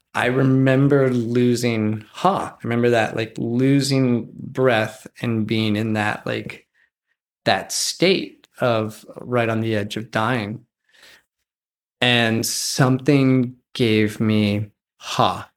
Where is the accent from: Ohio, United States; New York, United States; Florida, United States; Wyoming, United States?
Wyoming, United States; I grew up near one of the largest wilderness areas in Wyoming, and it borders Yellowstone National Park.